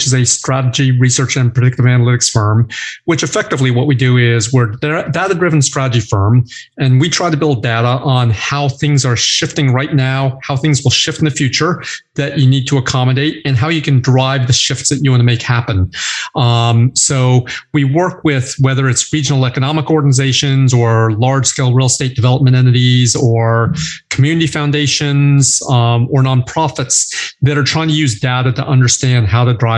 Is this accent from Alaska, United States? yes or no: no; Wichita, Kansas, United States; moved away; I grew up in a very similar city, Wichita, Kansas